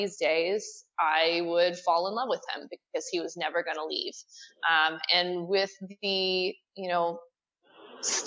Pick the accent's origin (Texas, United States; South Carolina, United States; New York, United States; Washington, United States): Texas, United States; I grew up here in Texas